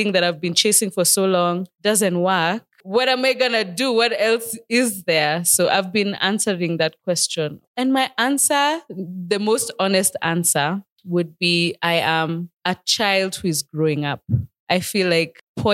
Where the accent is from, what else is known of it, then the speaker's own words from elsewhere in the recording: Nairobi, Kenya; I was born and raised in Nairobi, Kenya. Mini Manziwa, Nairobi.